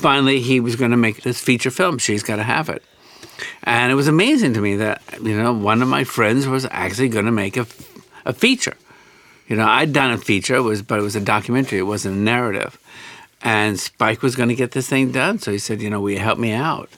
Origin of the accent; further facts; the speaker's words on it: Alabama, United States; moved away as an adult; now in New York, United States; I grew up in the Deep South, from Alabama